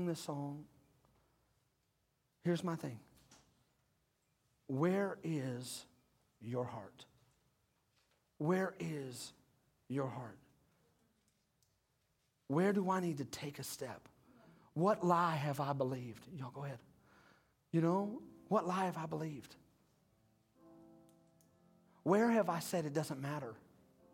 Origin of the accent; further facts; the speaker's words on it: United States; we're Americans